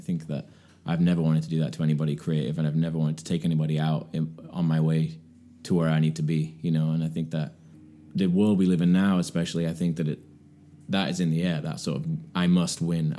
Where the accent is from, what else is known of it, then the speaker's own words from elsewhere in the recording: England, United Kingdom; moved away as an adult; now in United States; Yeah, and I feel more of an American now. I've been here longer in my adult life than I was in England